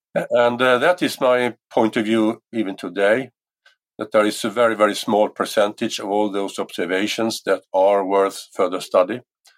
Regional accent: Mariestad, Västra Götaland, Sweden; in 1974, when I was 16 years of age, I started my own UFO society in my hometown of Mariestad

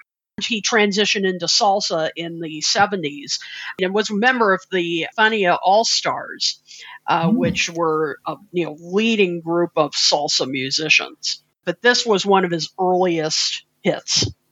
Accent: United States

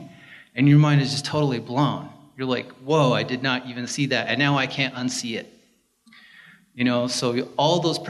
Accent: San Juan County, Utah, United States; I'm from San Juan. I grew up here.

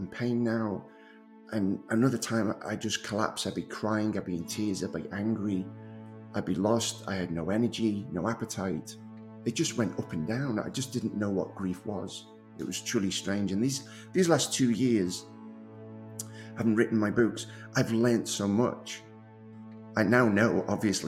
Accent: Liverpool, North West England, United Kingdom; moved away as an adult; now in North Carolina, United States; I'm actually from Liverpool, England. I moved to the States over 20 years ago now

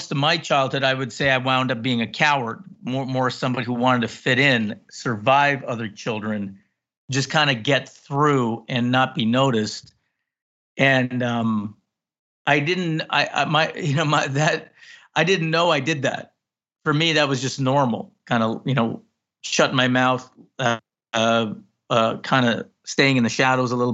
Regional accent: Canada; also born or lived in Guyana; I came to Canada at 6

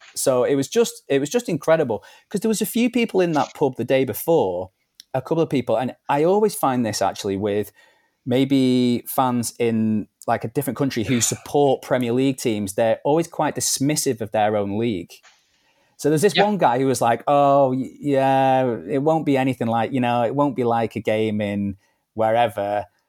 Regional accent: Manchester, North West England, United Kingdom; also born or lived in Liverpool; I'm originally from Liverpool, but I grew up in Manchester

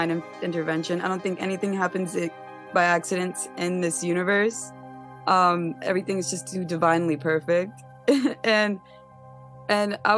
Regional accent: New York City, New York, United States; I'm from Staten Island, I'm from New York.

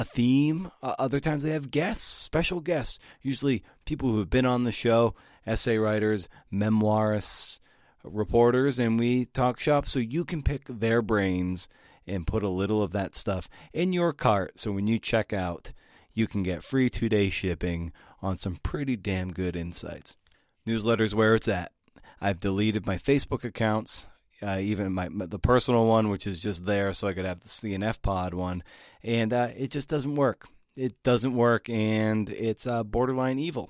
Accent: Boston area, Massachusetts, United States; a longtime columnist for the Boston Globe, my hometown paper

